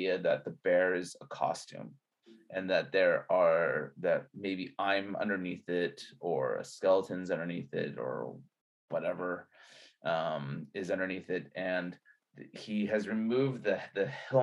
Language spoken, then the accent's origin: English; United States; me being Chinese American with parents that are from China